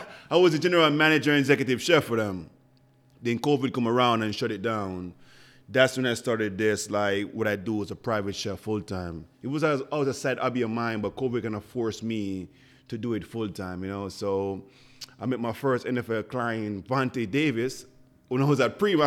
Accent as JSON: {"language": "English", "country": "Jamaica", "first_language": "Jamaican Patois", "second_language": "English", "moved": "as an adult", "lives_now": "Buffalo, United States", "said": "So I came here ten years ago from Jamaica."}